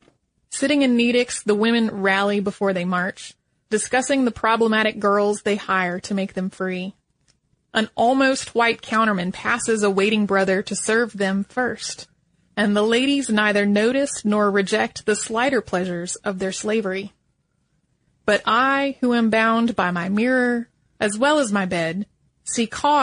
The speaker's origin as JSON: {"language": "English", "town": "Philadelphia", "region": "Pennsylvania", "country": "United States", "tie": "born or raised there", "also_born_or_lived": "Poland", "said": "I was born in Poland, but I was only 6 months old when my parents and I immigrated to the United States, settling in the Philadelphia area. My mom didn't speak English when we arrived here."}